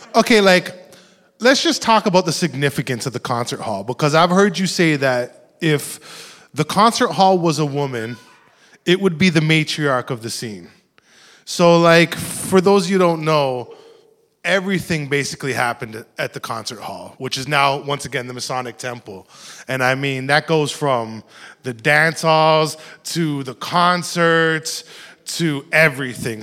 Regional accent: Toronto, Ontario, Canada; I grew up in Rexdale, which is not too far from here

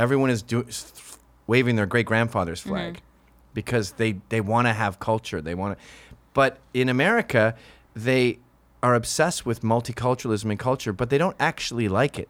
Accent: Canada; Yeah, we do it as Canadians.

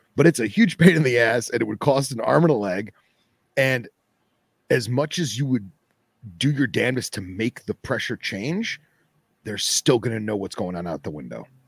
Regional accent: Boca Raton, Florida, United States; the one I'm going for is in my hometown area, Boca Raton

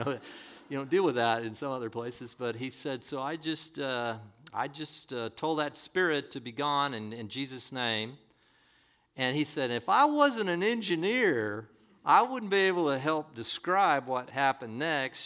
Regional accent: La Quinta, California, United States; I'm a La Quintaite

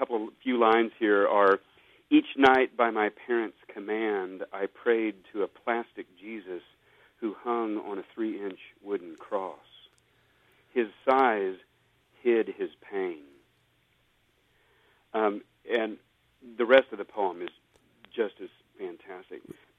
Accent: United States; I grew up in the Southern Baptist tradition, and I'm actually even a preacher's kid.

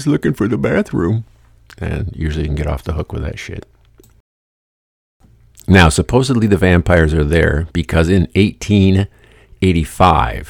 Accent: Lansing, Michigan, United States; I grew up here in Lansing, Michigan.

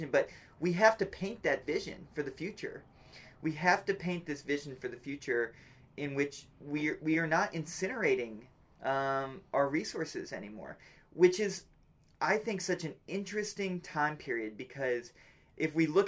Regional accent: United States

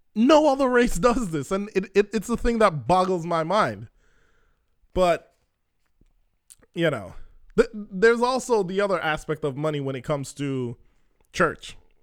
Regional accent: Jamaica; I'm Jamaican

